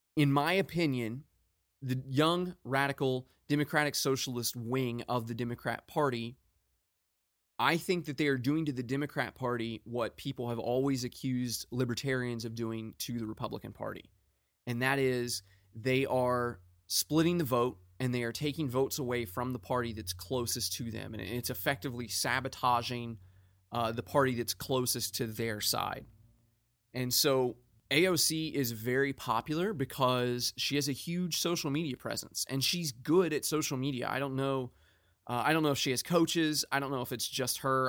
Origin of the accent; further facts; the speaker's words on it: United States; I'm an American